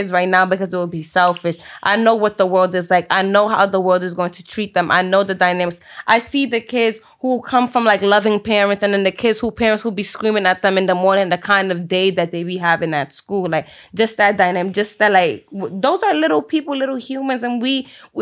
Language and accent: English; New York City, New York, United States; I grew up in Spanish Harlem